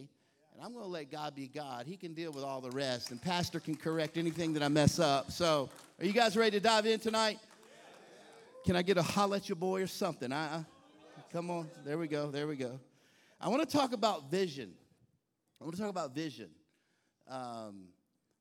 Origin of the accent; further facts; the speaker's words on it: Texas, United States; now in Baltimore, United States; I'm from the South. I was born and raised in Texas.